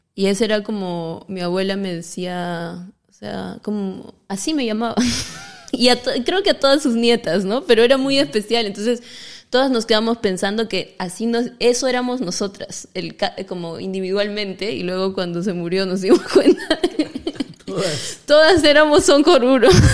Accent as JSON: {"language": "Spanish", "region": "the jungle of Cusco", "country": "Peru", "said": "soy de el Perú, de la selva del Cusco, en el Perú"}